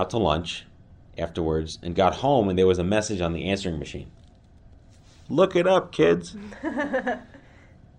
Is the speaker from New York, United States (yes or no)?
yes; New York City, New York, United States; I grew up in New York City